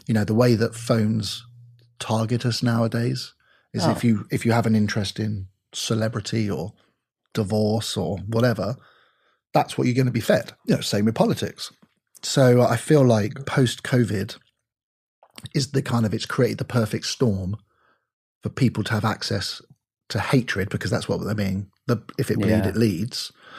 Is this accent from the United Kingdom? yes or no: yes; United Kingdom; now in United States; I'm British.